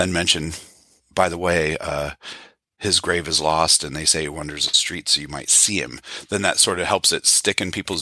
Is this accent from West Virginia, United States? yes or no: yes; West Virginia, United States; Growing up in West Virginia